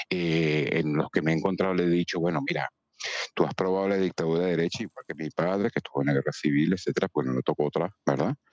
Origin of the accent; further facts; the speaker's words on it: Venezuela; now in Spain; me monto en un avión, como vine aquí de Venezuela para acá, y listo.